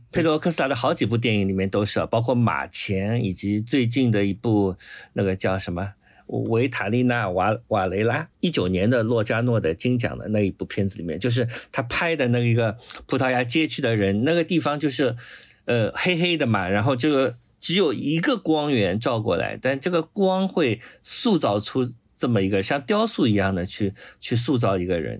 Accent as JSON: {"language": "Chinese", "country": "China", "said": "我们中国人"}